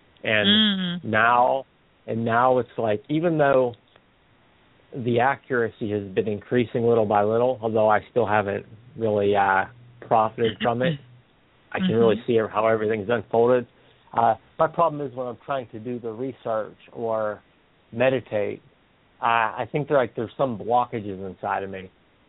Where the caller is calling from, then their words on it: Pennsylvania, United States; from Pennsylvania.